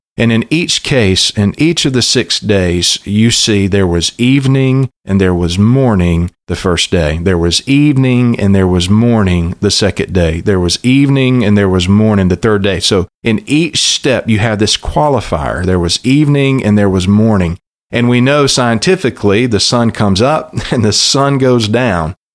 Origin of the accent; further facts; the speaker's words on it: South Alabama, United States; also born or lived in Louisville, Kentucky; what I had heard from pulpits growing up on Sunday mornings in South Alabama and my home church